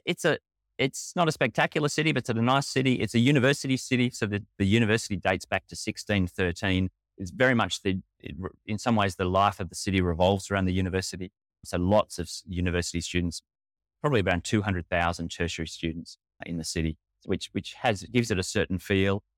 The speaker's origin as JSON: {"language": "English", "region": "Northern Territory", "country": "Australia", "tie": "born or raised there", "moved": "yes", "lives_now": "Argentina", "said": "Mum and dad worked with C M S in Northern Territory. I was born up in the North"}